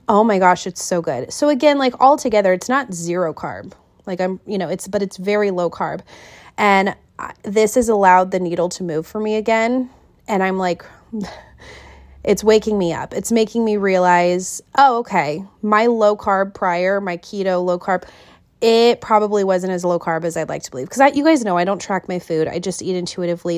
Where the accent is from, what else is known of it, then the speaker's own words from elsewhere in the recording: Kent, Washington, United States; moved away as an adult; now in Wilmington, United States; I was born and raised in Kent.